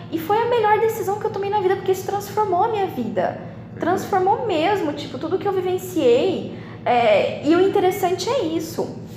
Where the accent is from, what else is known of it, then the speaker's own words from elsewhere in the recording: Campo Grande, Mato Grosso do Sul, Brazil; Lá na minha cidade em Campo Grande, a gente tem contado nos dedos os dentistas que atuam nessa